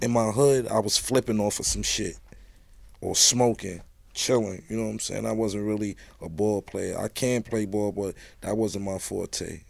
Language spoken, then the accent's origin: English; New York City, New York, United States; one five one. That's where I'm from. Raised me.